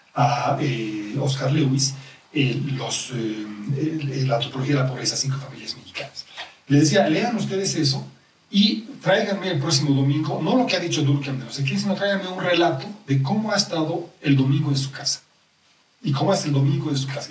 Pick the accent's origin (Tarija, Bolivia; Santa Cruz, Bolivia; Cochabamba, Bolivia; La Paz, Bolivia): La Paz, Bolivia; los paseños